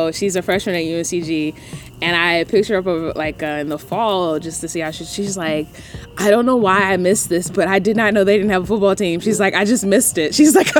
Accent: North Carolina, United States; The countryest thing that I get where you know I'm from North Carolina is where...

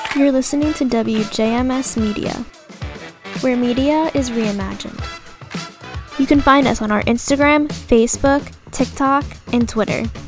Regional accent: Long Island, New York, United States; I'm from uh, Long Island, so not too far

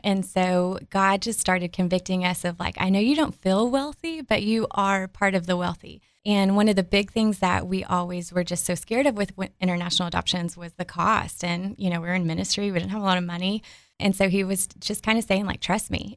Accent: Dallas, Texas, United States; accent: Southern drawl; moved away as an adult; now in Arkansas, United States; So I am from the Dallas area, born and raised, and so I'm a Texan, um, with the Yalls and the Southern Draw

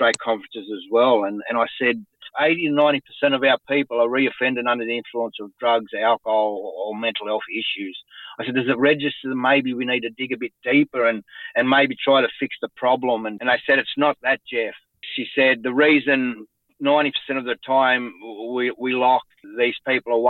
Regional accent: Wellington, New South Wales, Australia; moved away; back in my home country in Wellington

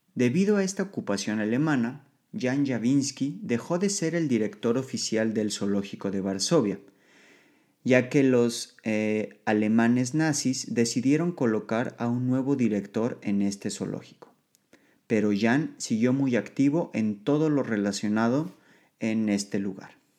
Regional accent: Mexico; moved away as an adult; now in Poland

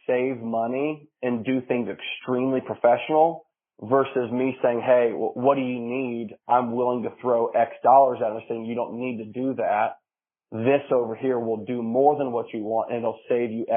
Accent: Marion, United States; born or raised there

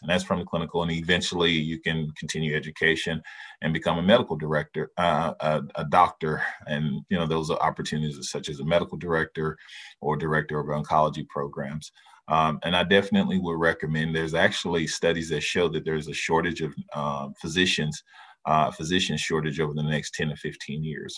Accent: Dallas, Texas, United States; moved away; I'm originally from Dallas, Texas

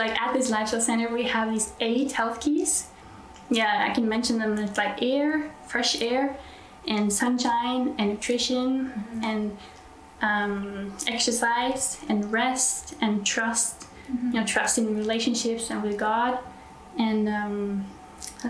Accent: Norway; I'm from Norway

